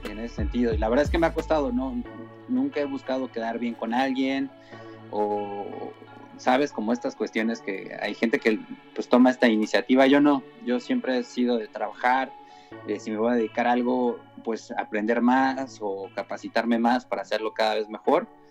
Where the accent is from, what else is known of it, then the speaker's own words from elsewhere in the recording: Tijuana, Baja California, Mexico; moved away; yo soy de Tijuana